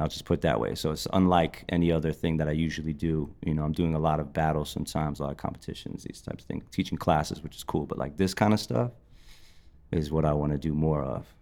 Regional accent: Passaic, New Jersey, United States; moved away as an adult; also born or lived in Philadelphia / New York; I was born in Passaic, New Jersey, and, uh, grew up pretty much mainly in New Jersey

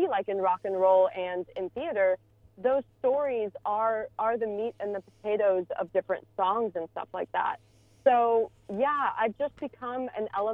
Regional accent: Houston, Texas, United States; moved away as an adult; also born or lived in Los Angeles, California; I grew up in Houston, Texas, and moved to Los Angeles, California to attend Pepperdine University

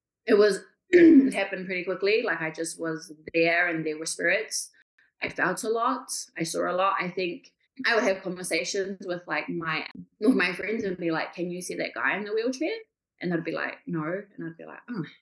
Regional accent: Kaikohe, Northland, New Zealand; I'm from New Zealand, from a little town up north called Kaikohe

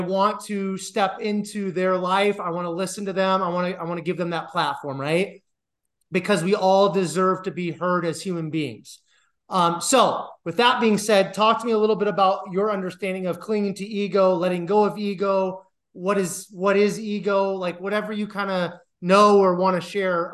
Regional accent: Iowa, United States; moved away as an adult; also born or lived in Colorado / Detroit / Denver; I'm from Iowa, and that's actually where I'm at right now

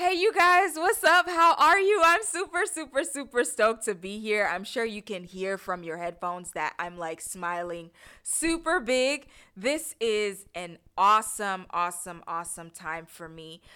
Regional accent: Accra, Greater Accra, Ghana; moved away; also born or lived in Houston, Texas; I was born in Houston, Texas, raised in Accra, Ghana.

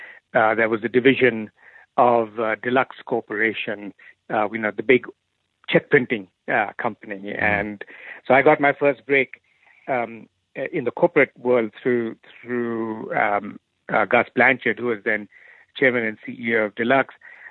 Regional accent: India; So I grew up in India. My father was in the army, so I lived all over India every 2-3 years.

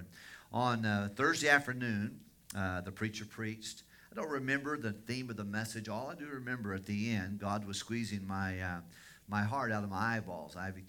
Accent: Tennessee, United States; She was from Massachusetts, and I was from Tennessee

